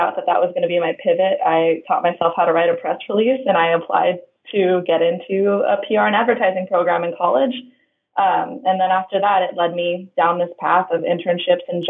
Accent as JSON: {"language": "English", "area": "Oahu", "region": "Hawaii", "country": "United States", "tie": "born or raised there", "moved": "as an adult", "lives_now": "California, United States", "said": "I was born and raised in Hawaii, on the island of Oahu"}